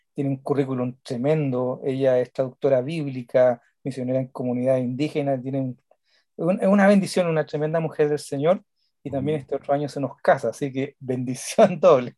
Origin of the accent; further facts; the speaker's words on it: Chile; acá en una radio que se supone que es pentecostal, están entregando sermones de John MacArthur en mi país